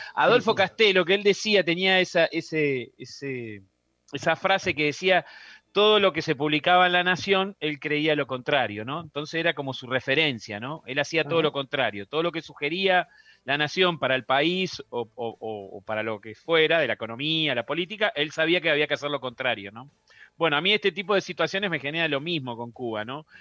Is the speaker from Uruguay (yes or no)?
yes; Uruguay; para nosotros los uruguayos, ¿no? Porque acá los rocas somos uruguayos